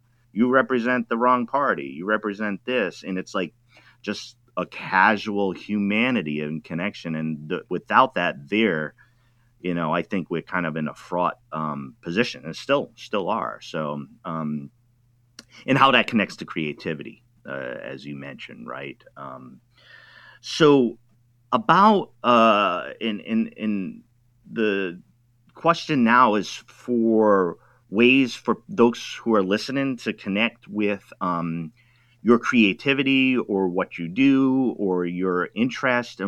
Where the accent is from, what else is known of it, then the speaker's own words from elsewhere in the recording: Rhode Island, United States; I'm from Rhode Island